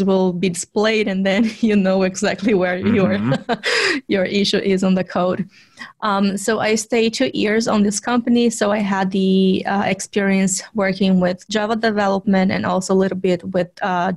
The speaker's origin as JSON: {"language": "English", "town": "Vitória", "region": "Espírito Santo", "country": "Brazil", "tie": "born or raised there", "also_born_or_lived": "São Paulo, Brazil", "moved": "as an adult", "lives_now": "United States", "said": "I was still living in Vitória. Which is my hometown in Brazil"}